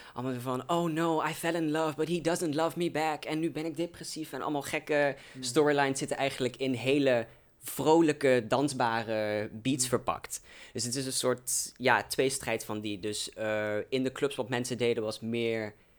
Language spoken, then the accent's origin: Dutch; Velden, Limburg, Netherlands; now in Arnhem, Netherlands; ik ben eigenlijk uit een klein dorpje genaamd Velden, wat er echt net buiten ligt. Dus voor context, ik kom eigenlijk dus uit een klein dorpje uit Limburg